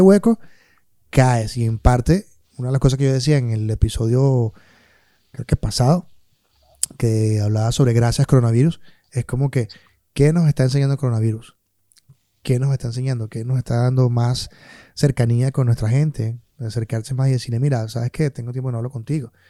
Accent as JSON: {"language": "Spanish", "town": "Maracay", "region": "Aragua", "country": "Venezuela", "moved": "yes", "said": "yo que vengo de Maracay"}